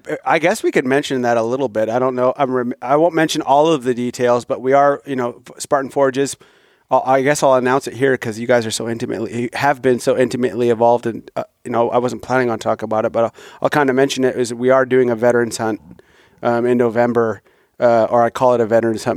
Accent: Midwest, United States; I grew up in the Midwest hunting agriculture

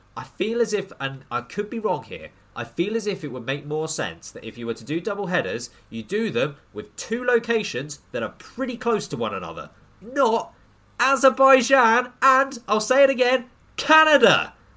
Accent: United Kingdom; we're we're British

